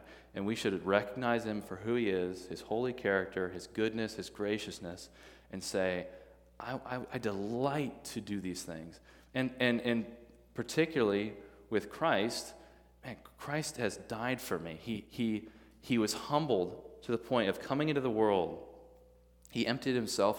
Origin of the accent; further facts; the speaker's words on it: Midwest, United States; now in Tennessee, United States; I'm a Midwesterner